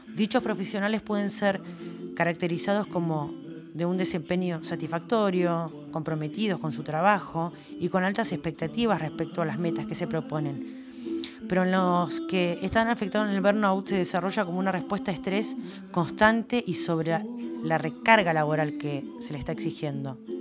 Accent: Argentina

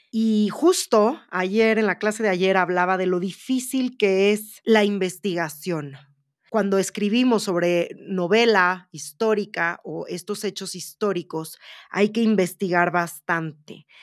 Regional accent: Mexico; como escritora mexicana

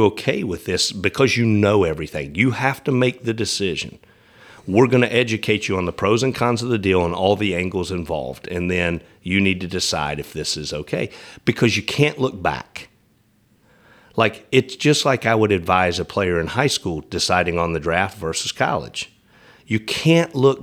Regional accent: East Tennessee, United States; now in Nashville, United States; I grew up in East Tennessee

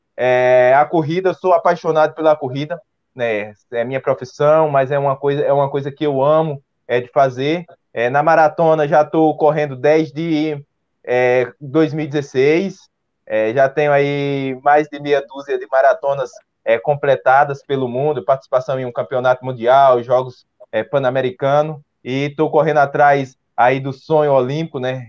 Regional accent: Tupanatinga, Pernambuco, Brazil; also born or lived in Buíque; Tupanatinga foi a cidade na onde eu nasci. Eu, me cresci, eu cresci é, entre as duas cidades

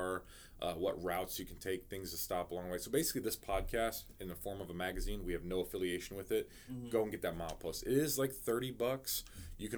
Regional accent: Salem, Virginia, United States; moved away as an adult; now in Alaska, United States; I'm from Virginia, a small town of 25,000 people

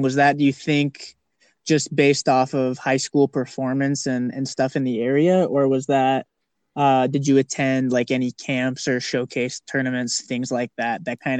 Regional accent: Las Vegas, Nevada, United States; you and I grew up in Vegas up until you moved back mm-hmm. to Michigan.

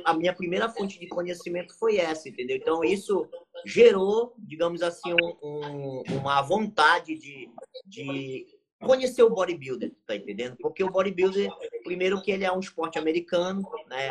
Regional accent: Santana, Amapá, Brazil; eu sou aqui do Amapá, né? Estado do Amapá, cidade de Santana, né? Que é uma, uma cidade que fica próxima à capital. E a gente eu moro, na verdade, aqui desde uhum. a minha infância

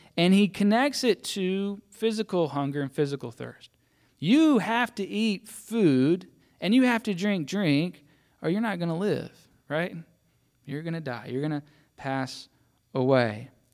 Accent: Mississippi, United States; I grew up in church, so my dad was a pastor, so I was supposed to believe, right? That's kind of what, what happens if you're a pastor's kid, a PK. And I was from Mississippi

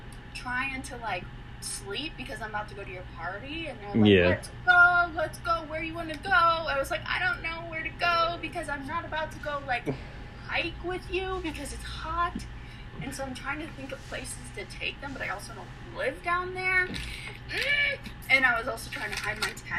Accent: Mahomet, Illinois, United States; I grew up in Mahomet.

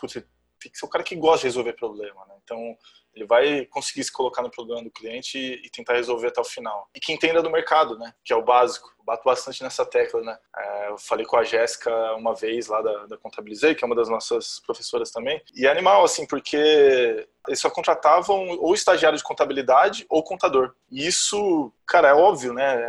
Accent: Jundiaí, São Paulo, Brazil; accent: R puxado do interior de São Paulo; moved away; also born or lived in Florianópolis; nasci em Jundiaí, interior de São Paulo. Então vocês vão ver muito R aí puxado aqui.

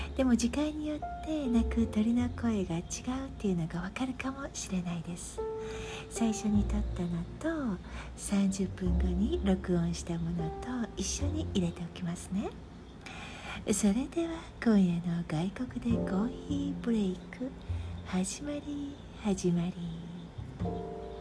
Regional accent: Japan; moved away; いくらここでの生活が長いとはいえ日本人だっていうことは発音ですぐに分かってしまう

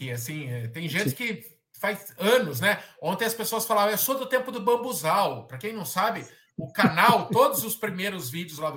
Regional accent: São Paulo, Brazil; é, não é algo que eu penso por enquanto, assim, levar para outro estado, é, até porque todos nós somos de São Paulo, né?

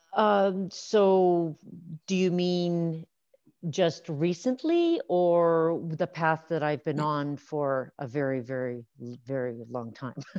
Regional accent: Saskatchewan, Canada; now in Alberta, Canada; I grew up in Saskatchewan

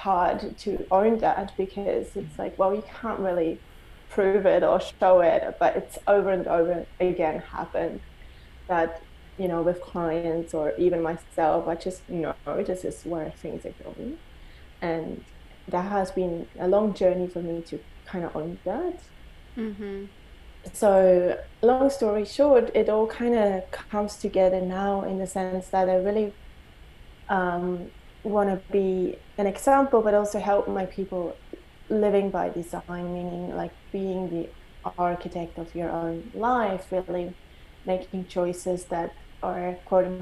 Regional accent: Switzerland; I grew up in Switzerland. I never felt home within my country

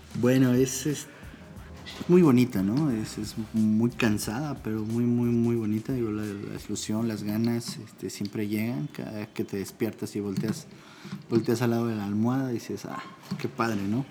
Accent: State of Mexico, Mexico; moved away as an adult; also born or lived in San Cristóbal de las Casas, Chiapas; now in Tlayacapan, Mexico; soy originario del Estado de México

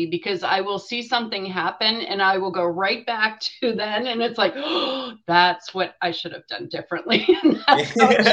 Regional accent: Erie, Pennsylvania, United States; also born or lived in Indiana, Pennsylvania; I grew up in Erie, which is, you know, up in the Northwest

